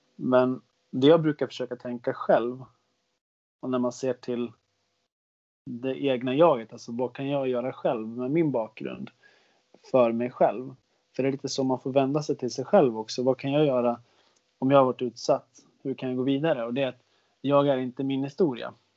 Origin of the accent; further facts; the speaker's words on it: Västerås, Västmanland, Sweden; jag gick ett program som heter, heter Europaprogrammet. Jag tror inte det finns kvar i Västerås